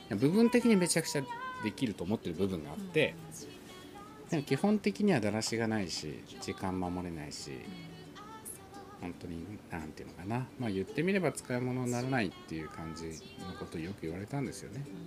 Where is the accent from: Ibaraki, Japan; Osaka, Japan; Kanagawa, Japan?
Ibaraki, Japan; 僕が地元茨城